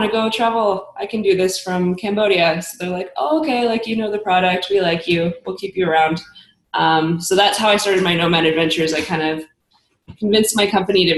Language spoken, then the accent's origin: English; Kelowna, British Columbia, Canada; moved away as an adult; also born or lived in Germany; I grew up in Kelowna